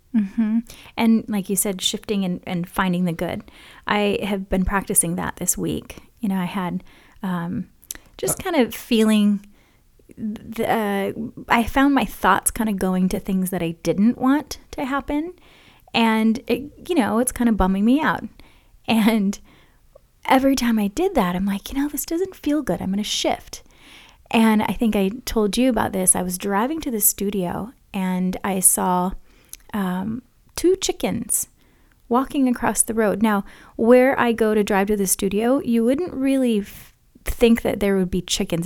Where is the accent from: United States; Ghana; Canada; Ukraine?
United States; Hawaii; growing up in Hawaii.